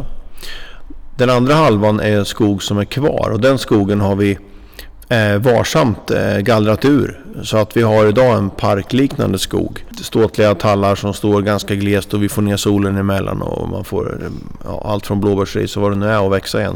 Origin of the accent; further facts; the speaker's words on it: Norrköping, Östergötland, Sweden; moved away; Jag är en Norrköpingskille från början